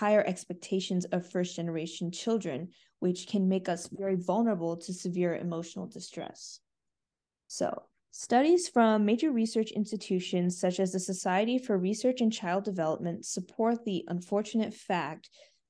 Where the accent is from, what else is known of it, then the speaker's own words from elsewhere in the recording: United States; I was born in the United States to Indian immigrants, so I fit the first definition.